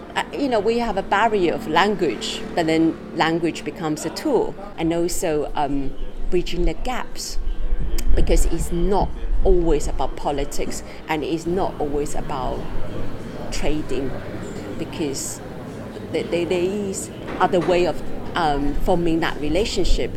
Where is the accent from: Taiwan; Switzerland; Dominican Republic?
Taiwan; now in London, United Kingdom; I was born in Taiwan